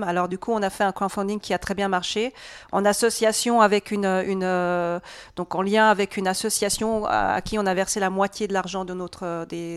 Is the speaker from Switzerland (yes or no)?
yes; Switzerland; je suis suisse, mais d'origine entièrement hongroise. Donc, de sang hongrois, mais je suis né aussi en Suisse.